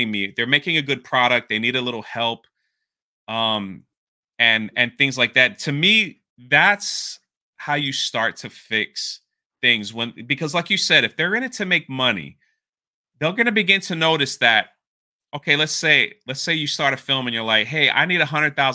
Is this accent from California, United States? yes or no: no; Florida, United States; I'm from Florida